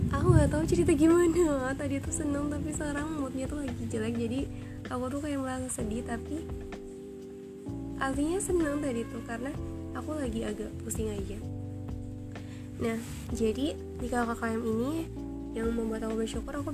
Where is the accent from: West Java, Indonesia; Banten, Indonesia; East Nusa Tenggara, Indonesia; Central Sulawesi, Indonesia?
Banten, Indonesia; Tangerang; aku sama teman-teman aku KKM di rumahku sendiri ya di kampungku sendiri di Tangerang